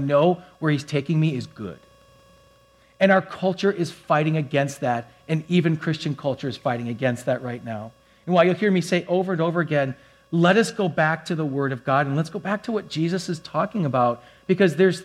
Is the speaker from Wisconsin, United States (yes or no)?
yes; Wisconsin, United States; I'm from Wisconsin